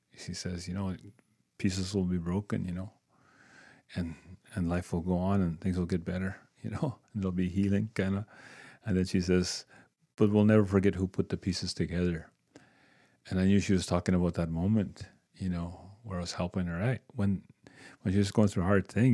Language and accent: English; Waskaganish, Quebec, Canada; also born or lived in Moose Factory, Ontario; I'm from Muskegon, Quebec